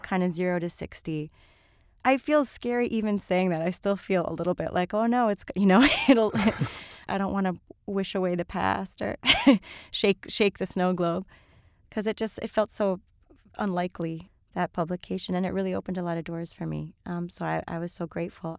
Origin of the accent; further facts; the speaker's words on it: Miami, Florida, United States; moved away; I grew up in Miami